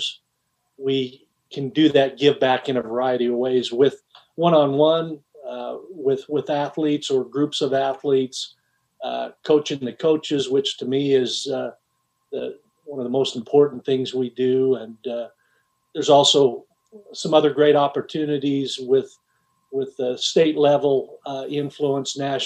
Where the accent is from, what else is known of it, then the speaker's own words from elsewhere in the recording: Cedar City, Utah, United States; mid-major D1 Southern Utah University in my hometown